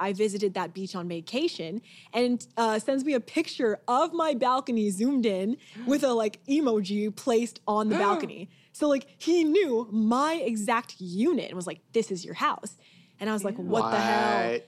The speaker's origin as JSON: {"language": "English", "area": "Orange County", "region": "California", "country": "United States", "said": "I'm from Orange County. You know, I'm a beach girl"}